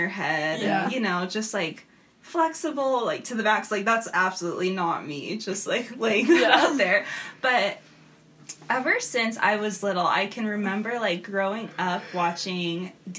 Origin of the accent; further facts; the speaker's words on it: Southern California, United States; also born or lived in Montana; as you know. I'm from Southern California, and so I came out to college in Montana